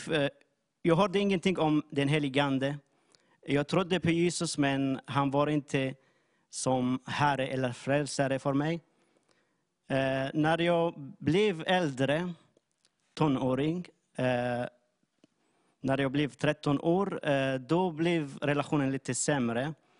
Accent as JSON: {"language": "Swedish", "country": "Syria", "second_language": "Swedish", "moved": "as an adult", "lives_now": "Jönköping, Sweden", "said": "jag kommer från Syrien. Eh, jag har bott i Sverige i sju"}